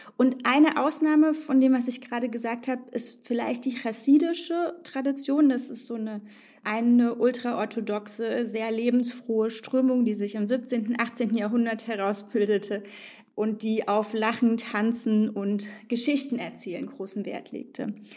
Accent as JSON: {"language": "German", "region": "East Germany", "country": "Germany", "tie": "born or raised there", "also_born_or_lived": "Tajikistan / Israel / Frankfurt am Main", "said": "Ich bin in Tadschikistan geboren, in der ehemaligen Sowjetunion und aufgewachsen in Ostdeutschland. Wir haben zu Hause Russisch und Deutsch gesprochen."}